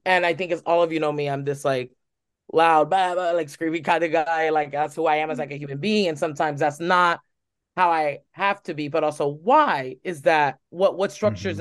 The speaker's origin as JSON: {"language": "English", "country": "United States", "said": "I'm Cuban American."}